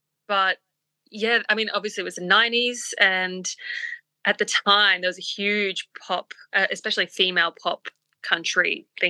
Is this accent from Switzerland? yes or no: no; Papua New Guinea; And we grew up in Papua New Guinea, by the way.